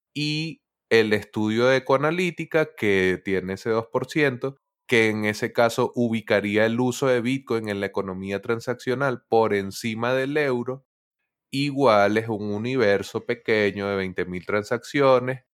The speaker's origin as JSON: {"language": "Spanish", "country": "Venezuela", "said": "soy venezolano"}